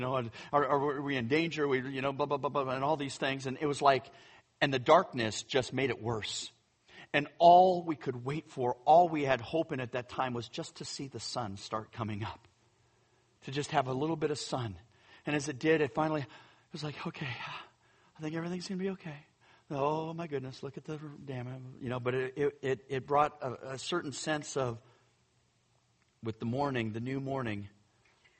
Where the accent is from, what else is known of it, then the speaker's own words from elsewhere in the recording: Northern California, United States; I grew up in California, so Northern California, I'm used to earthquakes